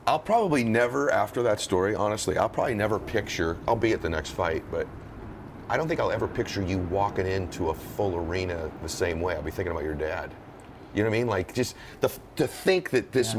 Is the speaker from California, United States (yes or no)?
yes; Southern California, United States; I grew up in Southern California